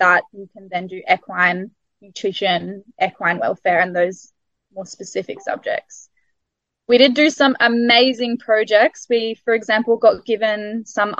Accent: Australia; first language English; moved away as an adult; now in New Zealand; the English style that I'd grown up with in Australia

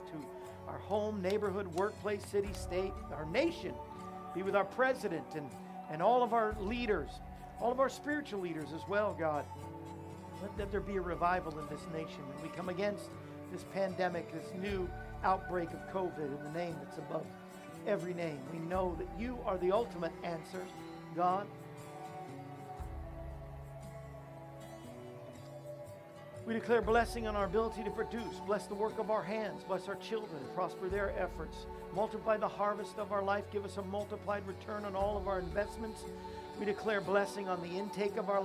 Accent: Florida, United States; also born or lived in Missouri / Tulare, California; now in Tennessee, United States; I grew up in Florida. I live in Missouri

